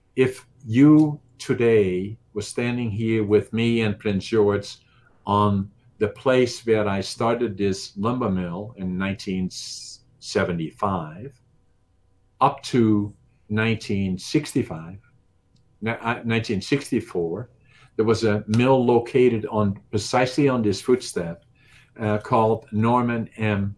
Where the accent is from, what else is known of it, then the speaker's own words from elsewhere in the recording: Netherlands; English is a second language; moved away as an adult; now in Canada; I was obviously from Holland